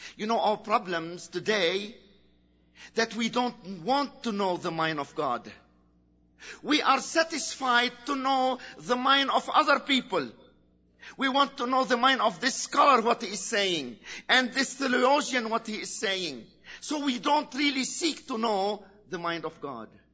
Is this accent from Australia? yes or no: no; Lebanon; in Lebanon we are a free country